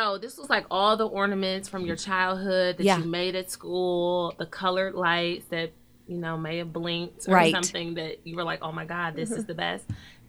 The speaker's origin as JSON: {"language": "English", "town": "Cleveland", "region": "Ohio", "country": "United States", "tie": "born or raised there", "said": "growing up in Cleveland, when it's cold outside."}